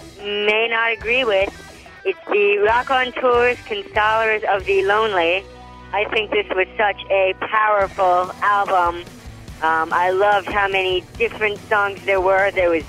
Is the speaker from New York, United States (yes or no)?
yes; Queens, New York, United States; I'm from Queens, New York.